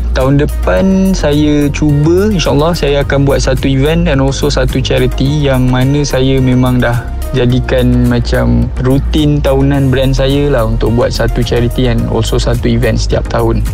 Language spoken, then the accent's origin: Malay; Ampang, Kuala Lumpur, Malaysia; also born or lived in Seremban; saya berasal dari Ampang, Kuala Lumpur